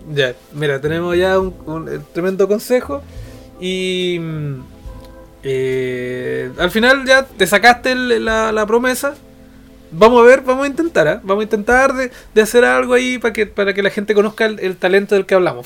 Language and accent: Spanish; Temuco, Araucanía, Chile; Nosotros somos del sur, somos temuquenses